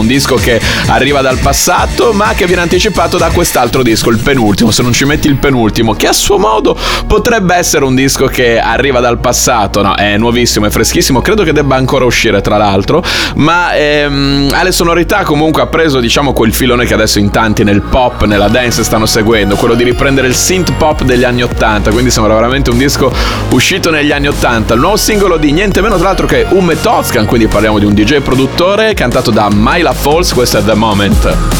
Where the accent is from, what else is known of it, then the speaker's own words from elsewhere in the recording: Bologna, Emilia-Romagna, Italy; bolognese come me